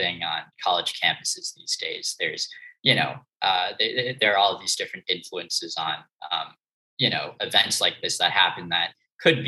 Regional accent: suburbs of New York City, United States; I grew up in New York, in the suburbs of New York City.

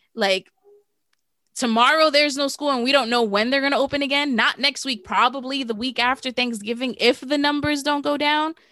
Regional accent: New York City, New York, United States; We're from the Bronx

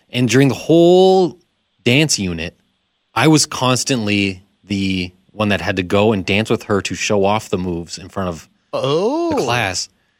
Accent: Southern Alberta, Canada; I'm from Southern Alberta.

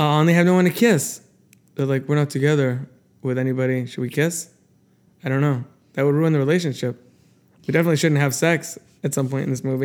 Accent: Florida, United States; we're from Florida

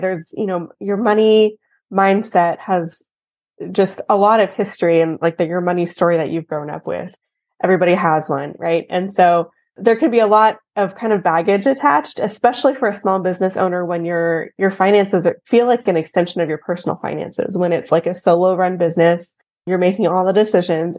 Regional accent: Texas, United States; I'm from Texas, born and raised

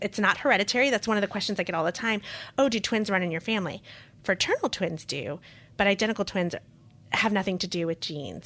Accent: Costa Rica; moved away; also born or lived in Queens, New York; I'm a dual citizen, I was born in Costa Rica

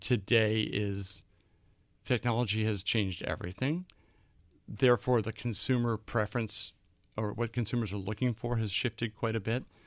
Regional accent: Boston, Massachusetts, United States; moved away; also born or lived in London; I grew up in Boston

